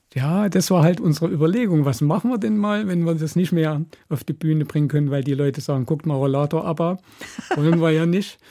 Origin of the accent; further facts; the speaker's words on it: East Germany, Germany; als Ostdeutscher